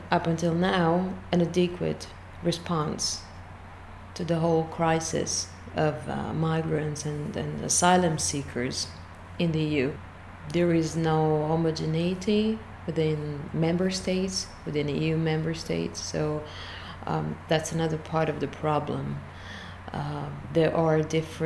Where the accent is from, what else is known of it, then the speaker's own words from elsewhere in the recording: Italy; I come from Italy, where I'm a postdoctoral research fellow in English linguistics